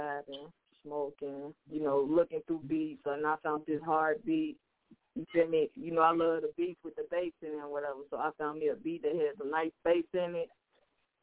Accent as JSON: {"language": "English", "town": "Chicago", "region": "Illinois", "country": "United States", "said": "The west side of Chicago"}